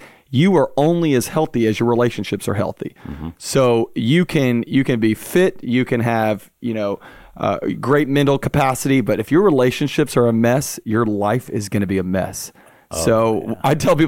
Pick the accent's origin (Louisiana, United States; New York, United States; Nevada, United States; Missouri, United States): Louisiana, United States; Baton Rouge; also born or lived in Pensacola; Yeah, I was born and raised in Baton Rouge, Louisiana. I'm a raging Cajun.